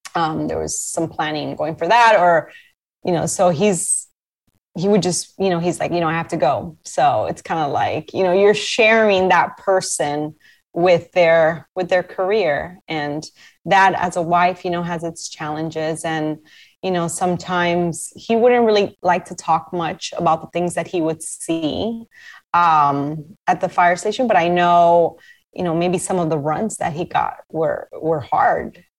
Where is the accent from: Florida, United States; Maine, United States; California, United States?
Florida, United States; Miami; also born or lived in New York; I was born in New York, but my family came down to Miami when I was one.